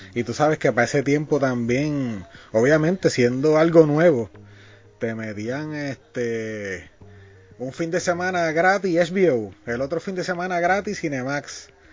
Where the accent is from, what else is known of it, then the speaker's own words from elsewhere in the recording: Puerto Rico; nosotros somos de Puerto Rico. Acá en Puerto Rico